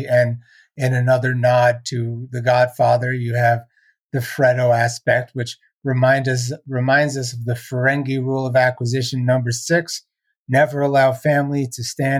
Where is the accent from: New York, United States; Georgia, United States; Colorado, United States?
New York, United States; New York City; now in Baltimore, United States; I grew up in Brooklyn in the 90s